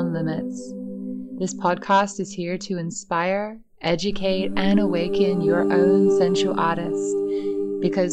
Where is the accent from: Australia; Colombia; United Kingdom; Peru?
Australia; Perth, Western Australia; born or raised there